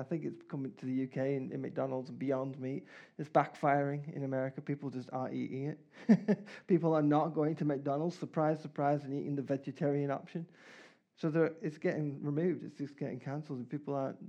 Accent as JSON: {"language": "English", "country": "Canada", "moved": "yes", "lives_now": "England", "said": "I'm Canadian"}